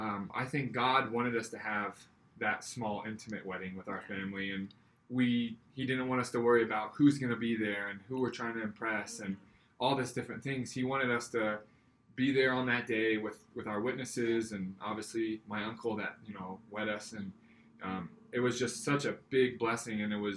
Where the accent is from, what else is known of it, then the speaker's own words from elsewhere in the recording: Scotland, United Kingdom; But I am Scottish, and my grandpa gave me his kilt when he passed away.